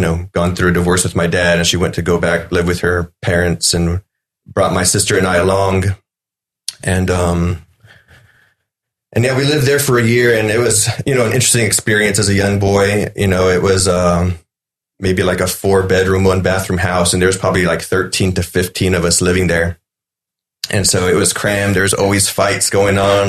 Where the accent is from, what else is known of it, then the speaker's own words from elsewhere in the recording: Freer, Texas, United States; moved away; small town, um, 2,500. My graduating class was one of the biggest in years